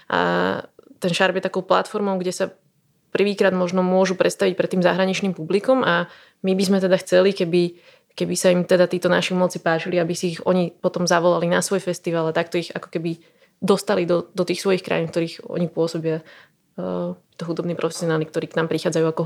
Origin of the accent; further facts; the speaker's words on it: Slovakia; oni zistili, že som zo Slovenska